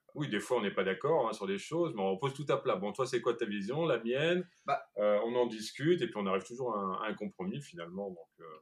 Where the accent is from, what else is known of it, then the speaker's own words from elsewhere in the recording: Rouen, Normandy, France; moved away as an adult; now in La Rochelle, France; Normandie, là d'où je viens, à Rouen